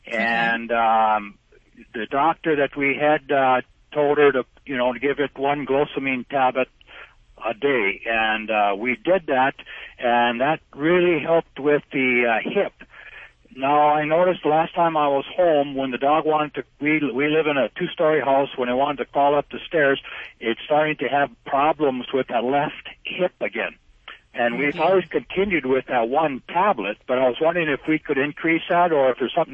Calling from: North Dakota, United States

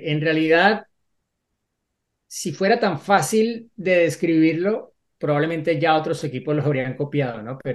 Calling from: Ecuador; soy de Ecuador.

